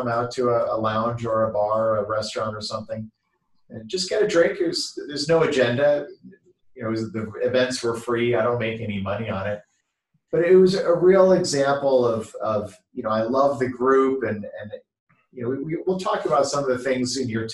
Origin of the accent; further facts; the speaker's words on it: Canada; also born or lived in San Francisco Bay Area, California, United States; now in Newport Beach, United States; I live in Newport Beach, California, which is just a little bit south of Los Angeles. But I grew up in Canada, but I lived in the San Francisco Bay